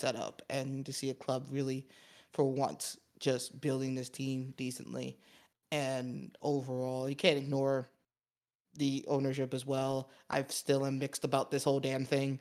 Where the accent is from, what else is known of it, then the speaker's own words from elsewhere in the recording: United States; as an American